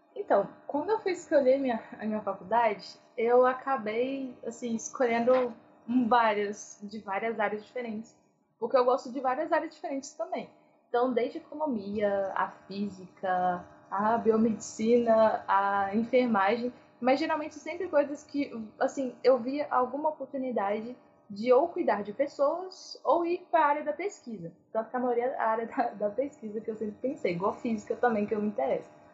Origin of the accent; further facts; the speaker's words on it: Ibirité, Minas Gerais, Brazil; eu sou né, de Birité, Minas Gerais